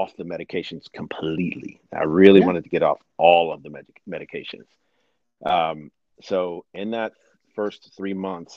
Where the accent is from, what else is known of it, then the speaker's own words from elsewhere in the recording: East Coast, United States; I'm from the East Coast